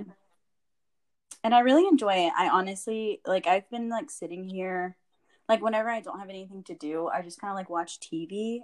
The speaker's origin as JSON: {"language": "English", "town": "San Antonio", "region": "Texas", "country": "United States", "tie": "born or raised there", "said": "I was born and raised in San Antonio."}